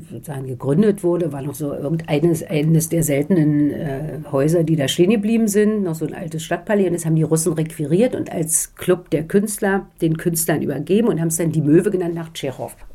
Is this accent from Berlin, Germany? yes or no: yes; Berlin, Germany; moved away; Naja, ich würde, also ich bin aus Ostberlin dann weg, wie so viele.